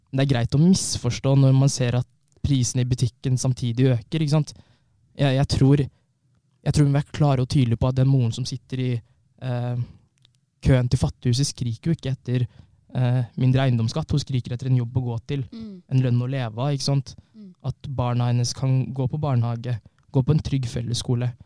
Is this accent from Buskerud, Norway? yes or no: no; Fredrikstad, Østfold, Norway; also born or lived in Trondheim; Har levd i Fredrikstad nesten hele mitt liv